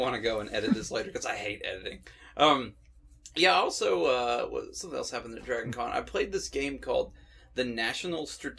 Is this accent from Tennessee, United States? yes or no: yes; Knoxville, Tennessee, United States; I'm from Knoxville.